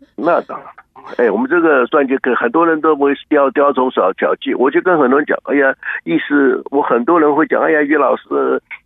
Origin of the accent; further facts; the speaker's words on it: Taiwan; now in Houston, United States; 我们台湾人